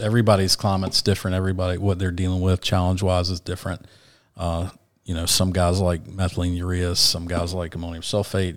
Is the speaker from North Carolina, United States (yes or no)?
yes; Asheville, North Carolina, United States; moved away as an adult; also born or lived in Savannah, Georgia / Sarasota, Florida; I was from Asheville